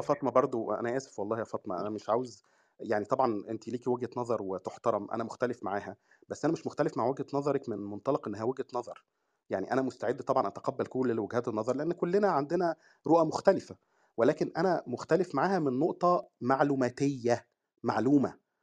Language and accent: Arabic; Egypt; احنا عندنا في مصر